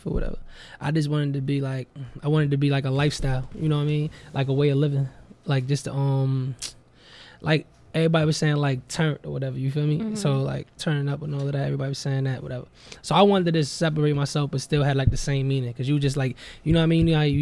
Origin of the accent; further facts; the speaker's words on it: Jersey City, New Jersey, United States; I'm from Jersey. Jersey City, New Jersey, Marion Projects.